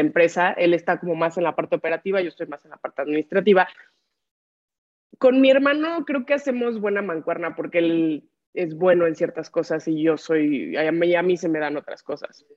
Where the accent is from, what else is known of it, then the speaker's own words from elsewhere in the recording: Acapulco, Guerrero, Mexico; yo soy nacida y crecida en, en Acapulco Guerrero